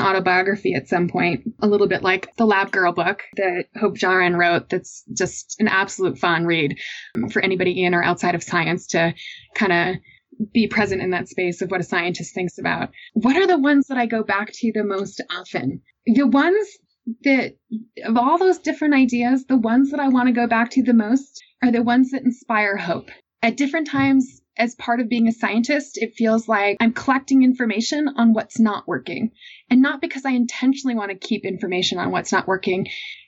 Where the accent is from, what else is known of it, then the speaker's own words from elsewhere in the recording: Massachusetts, United States; I grew up in Massachusetts